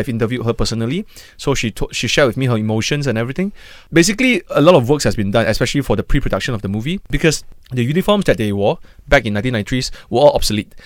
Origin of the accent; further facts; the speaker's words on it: Malaysia; us as a Malaysian